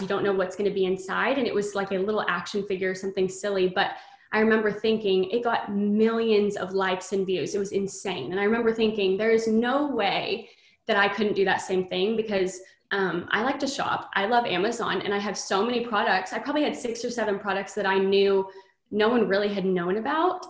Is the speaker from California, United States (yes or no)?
no; Texas, United States; I'm from Texas, born and raised here